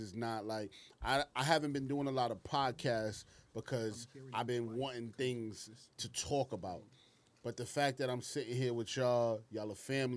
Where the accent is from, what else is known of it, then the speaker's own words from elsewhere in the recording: New York City, New York, United States; growing up in Brooklyn, growing up in the streets, growing up in between Parkside, Flatbush, and then Glenwood Projects, Canarsie